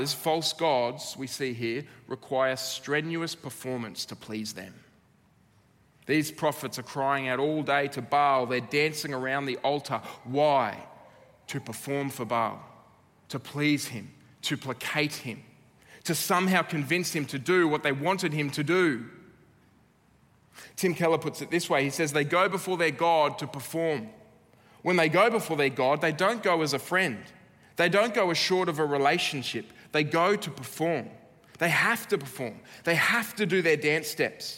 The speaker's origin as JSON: {"language": "English", "country": "Australia", "said": "as an Aussie"}